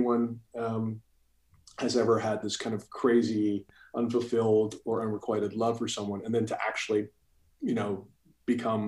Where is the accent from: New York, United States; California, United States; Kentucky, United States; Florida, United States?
New York, United States; New York City; moved away as an adult; also born or lived in Singapore / San Diego; So I grew up in New York City, you know, but was born and raised there.